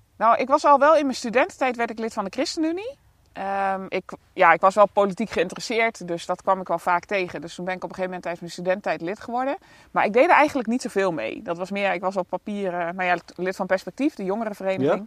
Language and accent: Dutch; Bontebrug, Gelderland, Netherlands; now in Friesland, Netherlands; Ik kom uit de Achterhoek. Ik ben, eh, geboren en getogen in Bontebrug. Een heel klein dorpje.